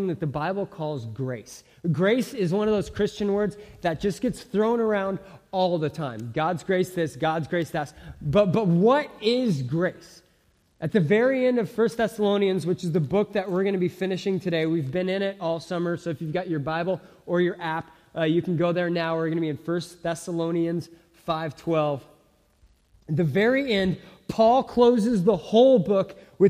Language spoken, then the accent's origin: English; Simi Valley, California, United States; I grew up in Southern California. I grew up in a suburb called Simi Valley, northwest of LA.